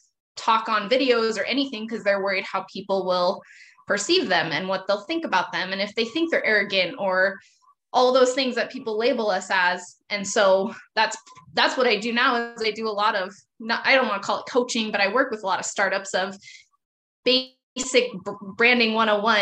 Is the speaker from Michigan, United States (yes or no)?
no; Montana, United States; I'm from Montana, still live in Montana. Very close-minded, conservative Christian culture here. I grew up in a Montana ranch family